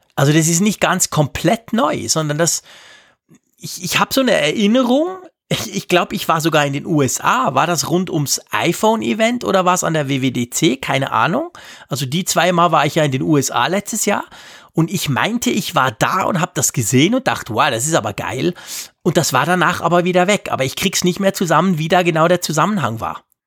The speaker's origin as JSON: {"language": "German", "country": "Switzerland", "said": "als Schweizer"}